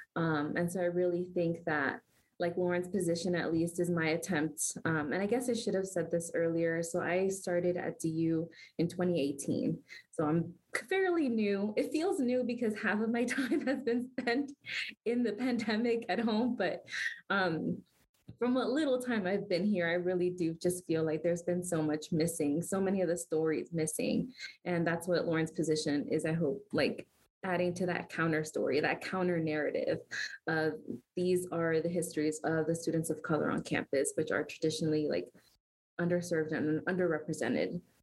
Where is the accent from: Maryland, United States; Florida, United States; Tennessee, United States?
Florida, United States; Miami; moved away as an adult; now in Denver, United States; I'm from Miami, I'm not from Denver originally